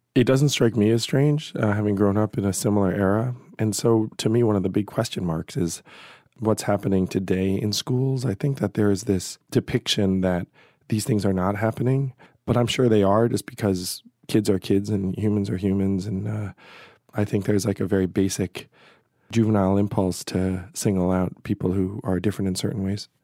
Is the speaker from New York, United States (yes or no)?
yes; Schenectady, New York, United States; I was born in Schenectady, New York